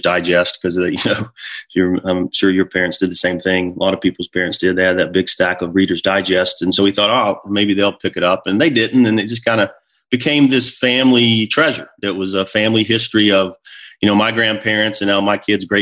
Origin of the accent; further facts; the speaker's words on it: near Charlotte, North Carolina, United States; moved away as an adult; now in New Jersey, United States; my family and I relocated from North Carolina, where I had been raised, near Charlotte, and we live in New Jersey now